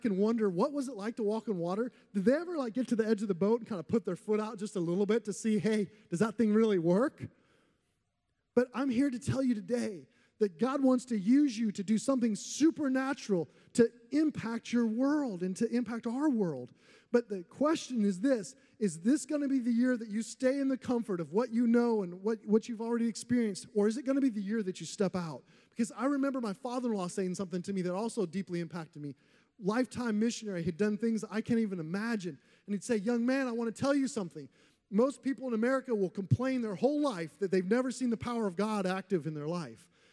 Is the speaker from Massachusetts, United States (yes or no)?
no; Iowa, United States; moved away; when I was growing up in Iowa